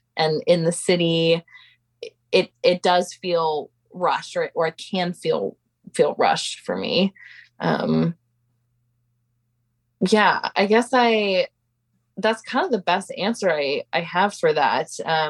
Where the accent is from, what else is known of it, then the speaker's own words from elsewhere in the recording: Pacific Northwest, United States; And growing up in the Pacific Northwest really provided a place for that to happen for me.